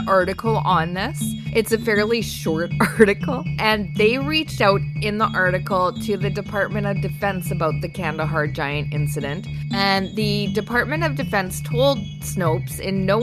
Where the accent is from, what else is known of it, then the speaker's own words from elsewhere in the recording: Canada; we're Canadian